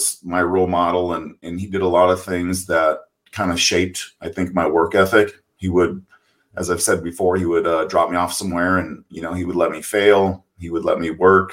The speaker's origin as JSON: {"language": "English", "town": "Oakdale", "region": "California", "country": "United States", "tie": "born or raised there", "said": "I was born in Oakdale, California, on a cattle ranch."}